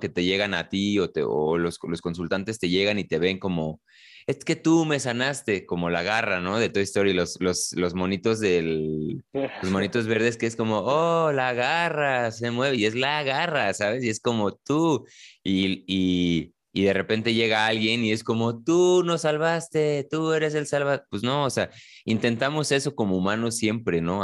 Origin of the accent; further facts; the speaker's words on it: Mexico City, Mexico; los dos somos quizá de la Ciudad de México